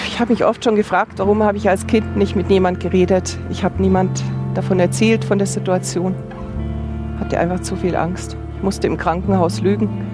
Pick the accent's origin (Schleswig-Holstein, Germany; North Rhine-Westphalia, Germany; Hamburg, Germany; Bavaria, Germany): Bavaria, Germany; Upper; moved away as an adult; also born or lived in Munich; now in Augsburg, Germany; ich komme aus Oberbayern